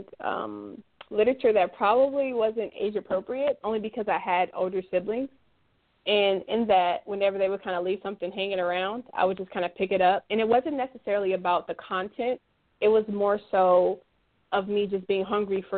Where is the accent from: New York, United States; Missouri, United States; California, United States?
California, United States; Los Angeles; I grew up in Los Angeles, California